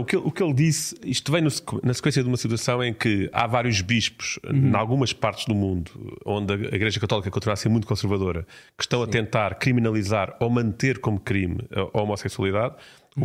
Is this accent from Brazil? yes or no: no; Portugal; enquanto português